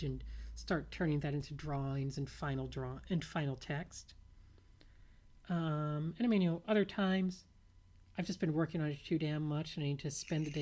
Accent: New Orleans, Louisiana, United States; moved away; I grew up in New Orleans, and the Gulf Coast beaches were a little stormy in general, a little undertowy

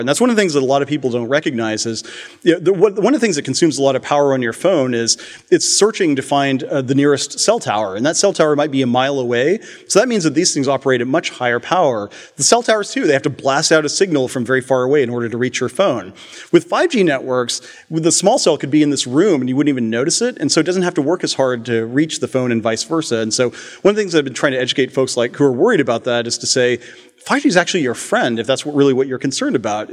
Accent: Palo Alto, California, United States; from Palo Alto

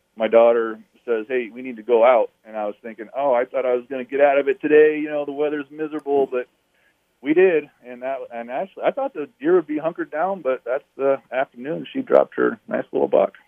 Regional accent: Alaska, United States; I was born and raised in Alaska.

